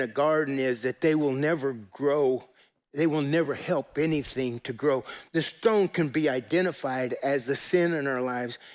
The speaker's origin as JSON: {"language": "English", "region": "Colorado", "country": "United States", "tie": "born or raised there", "said": "I grew up in Colorado"}